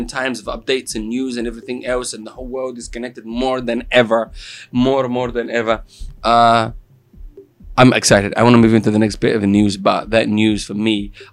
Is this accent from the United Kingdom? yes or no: no; Italy; accent: Italian; English is a second language; moved away; my Italian accent